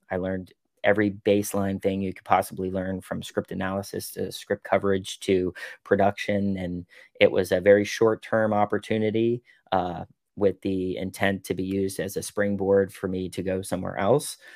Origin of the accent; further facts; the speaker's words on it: Pittsburgh, Pennsylvania, United States; I'm from Pittsburgh